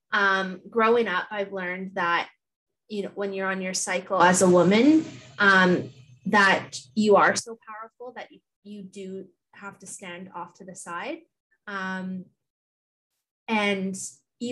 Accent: Thunder Bay, Ontario, Canada; now in Hamilton, Canada; growing up in Thunder Bay, annually the Fort William has their powwow.

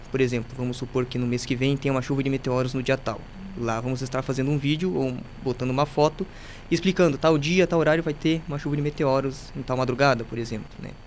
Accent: Carazinho, Rio Grande do Sul, Brazil; nasci aqui em Carazinho

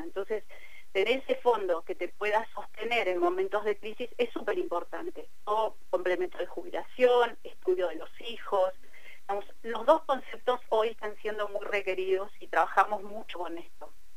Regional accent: Cipolletti, Río Negro, Argentina; pero vivo en Tipoleti, eh, yo soy de Tipoleti

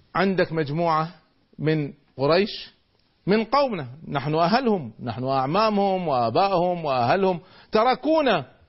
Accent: Kuwait; عندنا في الكويت

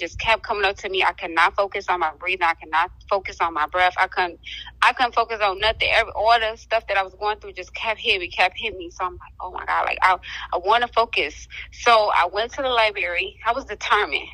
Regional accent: Detroit, Michigan, United States; now in Jackson, United States; I'm originally from Detroit, Michigan

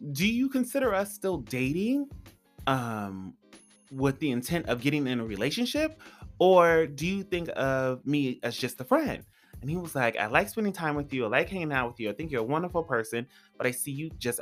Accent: California, United States; now in Los Angeles, United States; I'm from California. So I come to LA all the time. I used to live an hour and a half.

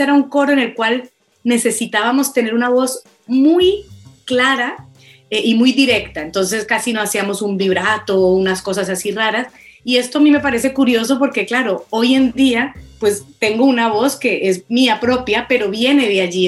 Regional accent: Colombia; moved away as an adult; also born or lived in Boston; now in Barcelona, Spain; yo como colombiana

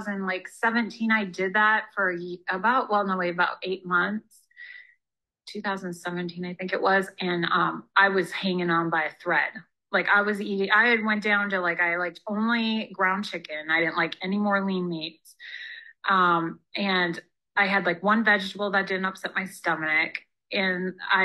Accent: Upper Peninsula, Michigan, United States; moved away as an adult; now in California, United States; I'm from Michigan, Upper Peninsula, Michigan, so like literally the middle of nowhere

